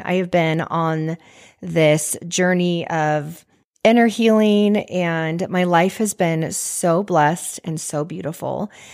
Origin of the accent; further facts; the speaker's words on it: Washington, United States; moved away; also born or lived in Idaho / Dana Point, California; I grew up in Washington, and I grew up with, uh, three siblings